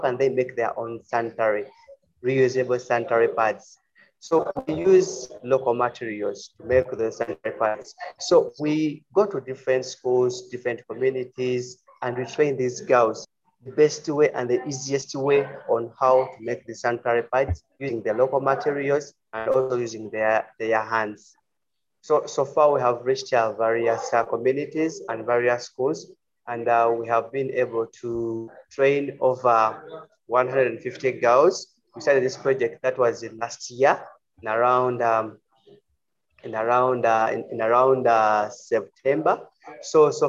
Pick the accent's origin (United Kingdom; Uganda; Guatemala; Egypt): Uganda; I'm from Uganda. We are in East Africa.